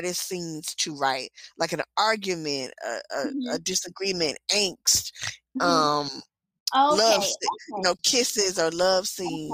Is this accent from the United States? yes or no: yes; Georgia, United States; I'm from Georgia